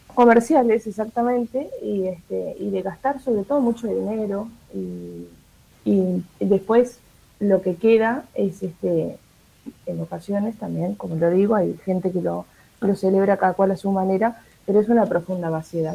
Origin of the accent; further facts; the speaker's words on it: Montevideo, Uruguay; como montevideanos